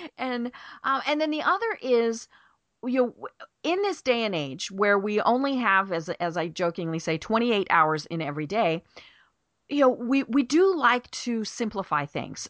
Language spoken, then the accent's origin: English; Colorado, United States; moved away as an adult; now in Atlanta, United States; I'm from Colorado.